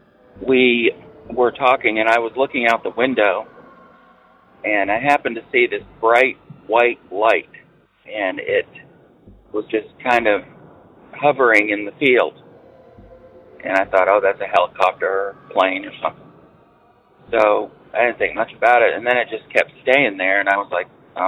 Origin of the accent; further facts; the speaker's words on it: New Hampshire, United States; now in North Carolina, United States; I grew up in northern New England, New Hampshire, a very small town near the Canadian border.